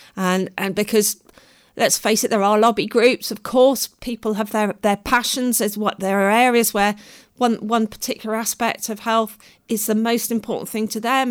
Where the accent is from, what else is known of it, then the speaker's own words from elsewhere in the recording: Devon, South West England, United Kingdom; moved away; also born or lived in London; I grew up in Devon